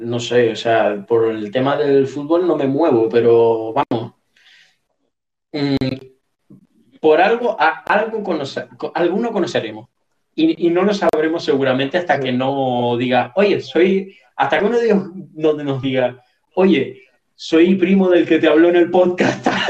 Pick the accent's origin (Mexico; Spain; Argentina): Spain; Puntallana, Canary Islands; Yo soy de Punta Llana